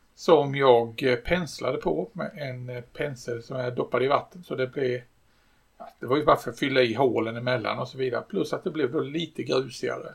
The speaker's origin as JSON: {"language": "Swedish", "country": "Sweden", "said": "jag är svensk"}